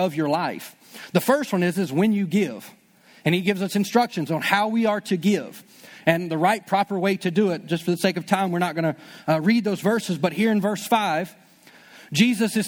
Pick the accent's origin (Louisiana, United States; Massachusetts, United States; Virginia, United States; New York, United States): Louisiana, United States; I'm still from Louisiana